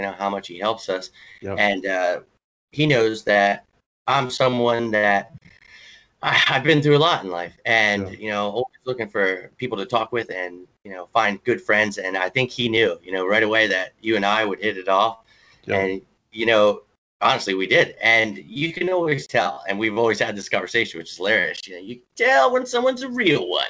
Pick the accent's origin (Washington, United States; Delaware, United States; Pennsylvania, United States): Pennsylvania, United States; Lewisburg; also born or lived in Mifflinburg, Pennsylvania / Brooklyn, New York / Florida / Philadelphia, Pennsylvania; Lewisburg, Pennsylvania, where I was born and raised